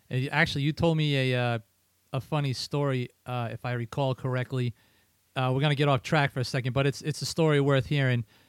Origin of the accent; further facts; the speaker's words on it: Riverside, Rhode Island, United States; I'm from Riverside